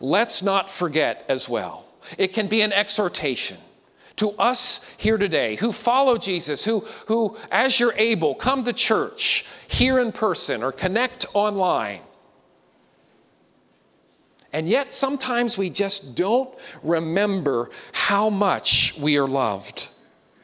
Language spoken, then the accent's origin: English; Pennsylvania, United States; growing up in Pennsylvania